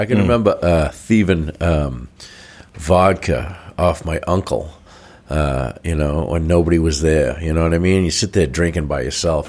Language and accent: English; Norwell, Massachusetts, United States; I grew up partially in Norwell. We had a lot of swamps in Norwell too.